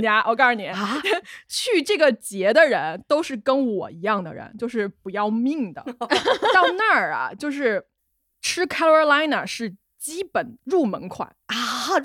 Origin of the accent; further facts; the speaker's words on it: Hunan, China; 我湖南人